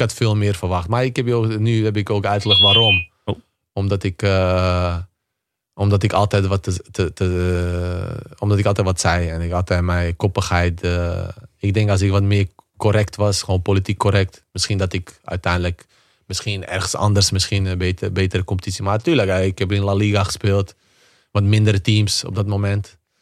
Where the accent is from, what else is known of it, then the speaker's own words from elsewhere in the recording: Bosnia & Herzegovina; moved away; also born or lived in Spain; bij ons in Bosnië